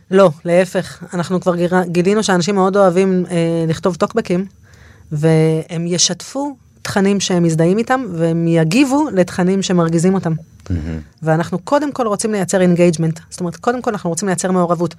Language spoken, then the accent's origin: Hebrew; Dorot, Southern District, Israel; אני מעוטף עזה, מקיבוץ דורות